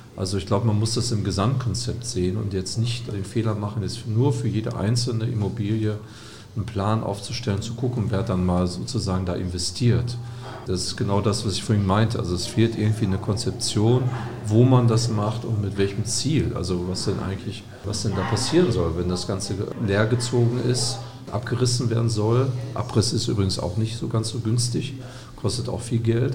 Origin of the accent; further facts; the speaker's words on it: Gelsenkirchen, North Rhine-Westphalia, Germany; moved away; Ich bin gebürtiger Gelsenkirchener